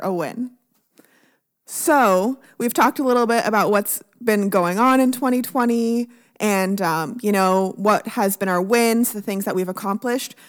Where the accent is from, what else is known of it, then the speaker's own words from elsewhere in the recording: Canada; now in United States; I'm Canadian